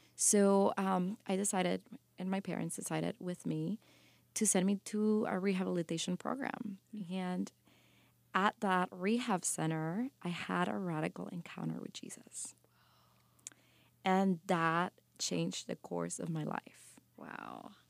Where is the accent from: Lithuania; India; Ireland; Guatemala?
Guatemala; moved away; also born or lived in New York City; growing up in Guatemala really developed who you know I am.